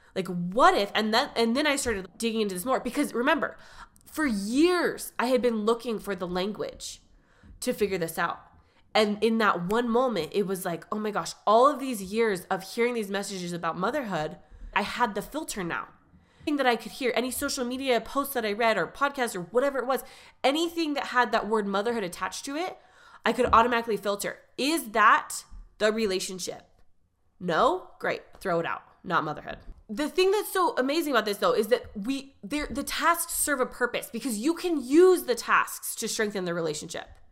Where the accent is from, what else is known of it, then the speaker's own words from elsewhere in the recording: California, United States; I grew up in California